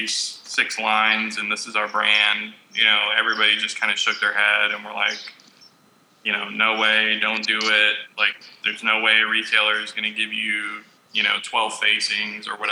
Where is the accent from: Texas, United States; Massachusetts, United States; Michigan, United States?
Texas, United States; we're from Texas